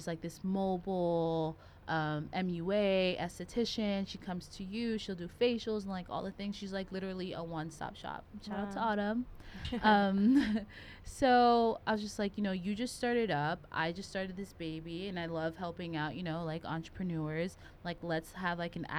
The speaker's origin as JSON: {"language": "English", "region": "the South", "country": "United States", "tie": "born or raised there", "said": "growing up in the South"}